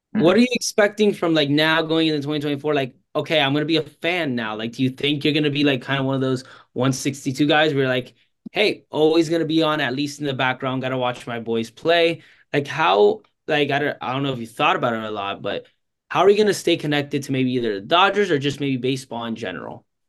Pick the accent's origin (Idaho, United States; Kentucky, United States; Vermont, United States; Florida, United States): Florida, United States; I'm from Florida